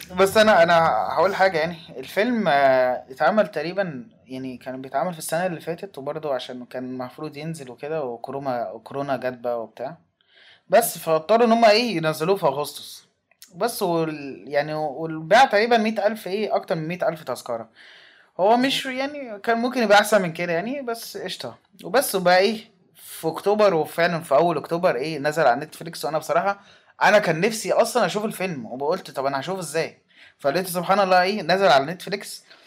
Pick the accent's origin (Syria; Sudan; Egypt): Egypt; كواحد مصري